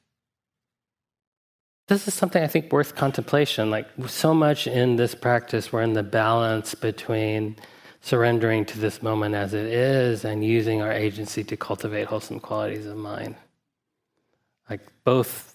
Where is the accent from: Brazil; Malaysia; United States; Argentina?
United States; Huntsville, Alabama; I grew up in Huntsville, Alabama